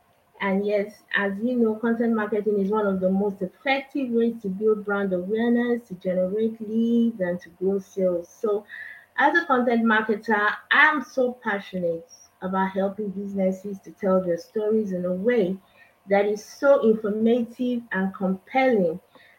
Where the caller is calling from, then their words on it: Nigeria; I'm talking from Nigeria.